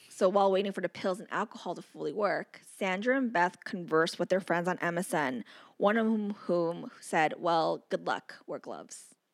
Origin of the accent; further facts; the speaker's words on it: United States; I was born in America